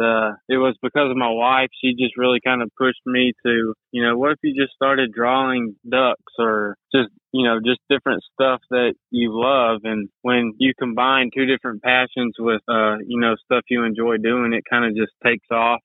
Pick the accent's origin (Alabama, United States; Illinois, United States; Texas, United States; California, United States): Texas, United States; White House; also born or lived in Tyler, Texas; So I'm from Tyler, Texas. I actually grew up in White House, Texas. That's just right outside of Tyler.